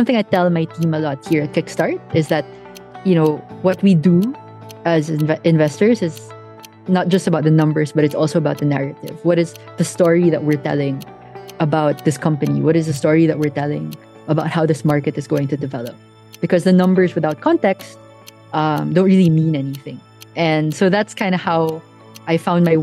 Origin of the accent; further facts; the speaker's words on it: Pasay, Metro Manila, Philippines; I grew up in Manila, Pasay to be exact, middle-class family